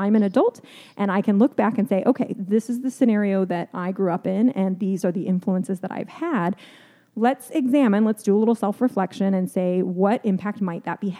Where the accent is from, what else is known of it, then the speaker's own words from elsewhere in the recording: Southern California, United States; now in Gainesville, United States; I grew up in Southern California and the schools that I went to were pretty diverse actually.